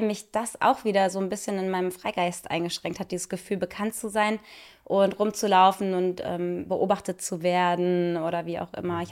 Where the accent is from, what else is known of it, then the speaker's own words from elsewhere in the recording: Cologne, North Rhine-Westphalia, Germany; moved away; also born or lived in Munich; in meiner Heimat in Köln